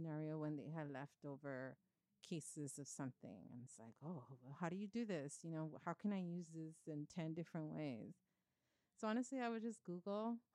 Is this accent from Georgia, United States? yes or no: no; Los Angeles, California, United States; also born or lived in Bay Area; I moved away from East LA when I was after high school